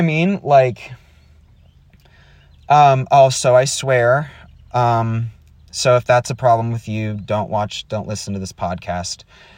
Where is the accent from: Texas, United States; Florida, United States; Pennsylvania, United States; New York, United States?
Texas, United States; also born or lived in Wisconsin; I was born in Wisconsin and we moved to Texas because my dad wanted to go to Dallas Theological Seminary. And I was raised in a very strict conservative home.